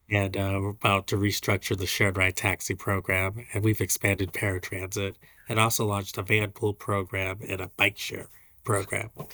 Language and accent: English; San Francisco Bay Area, California, United States; now in Hawaii, United States; I'm from the Bay Area